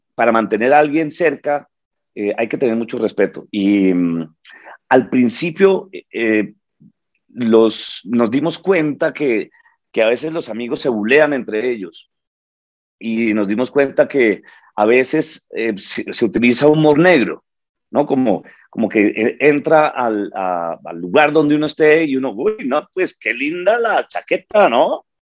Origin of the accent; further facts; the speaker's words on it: Bogotá, Colombia; now in New York, United States; yo nací en Bogotá eh, hace 52 años